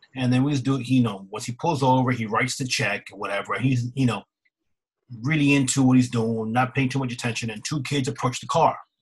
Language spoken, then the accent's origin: English; East Coast, United States; We're from the East Coast